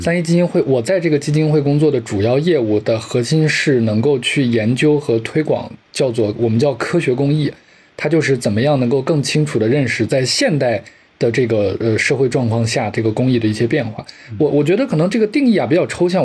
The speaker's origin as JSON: {"language": "Chinese", "town": "Lanzhou", "region": "Gansu", "country": "China", "tie": "born or raised there", "also_born_or_lived": "Qingdao", "moved": "as an adult", "said": "我跟刘老师都是在兰州出生的"}